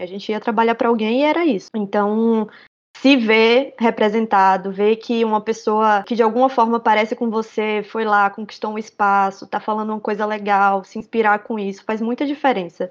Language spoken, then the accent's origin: Portuguese; Northeast Brazil, Brazil; Mesmo sendo nordestina